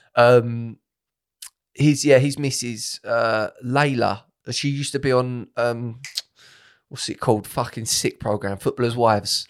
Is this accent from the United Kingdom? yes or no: yes; Romford, London, United Kingdom; I was born in Harold Wood, Harold Wood, Romford.